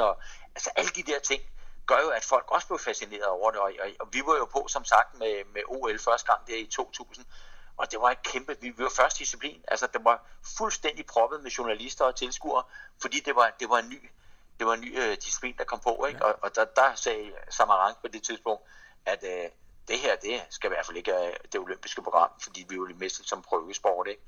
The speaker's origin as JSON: {"language": "Danish", "country": "Denmark", "said": "som dansker"}